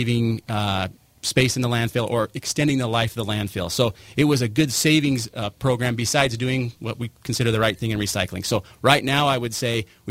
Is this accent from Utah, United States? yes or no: yes; St. George, Utah, United States; I grew up here in St. George. I also moved away to find my fortune and came back